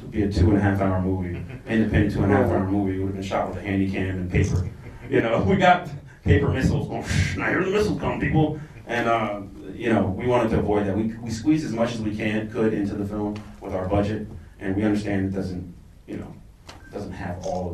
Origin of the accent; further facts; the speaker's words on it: United States; I am African American that has lived in the United States for all my life